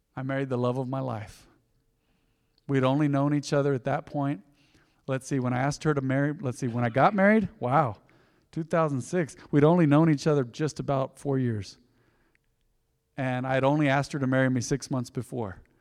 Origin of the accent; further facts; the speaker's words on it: Española, New Mexico, United States; I was born in Española, New Mexico